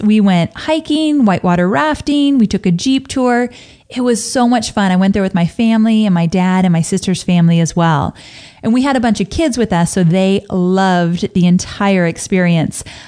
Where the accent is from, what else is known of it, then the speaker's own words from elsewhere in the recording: California, United States; growing up in California